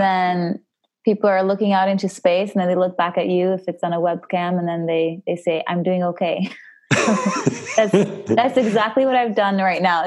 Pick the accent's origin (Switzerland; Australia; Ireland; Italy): Switzerland; the southern Italian-speaking part, Italian-speaking Switzerland; So I am from Switzerland, and from the southern part, the Italian-speaking part.